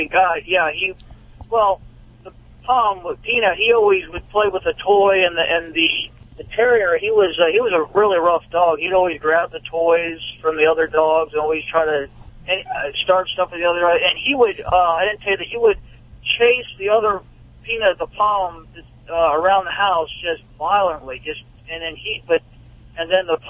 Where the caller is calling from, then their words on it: Rockville, Maryland, United States; Yes, I'm here in Rockville, Maryland.